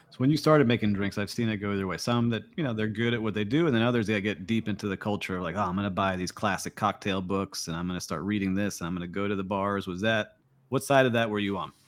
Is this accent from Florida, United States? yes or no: yes; Kendall, Florida, United States; growing up down in Kendall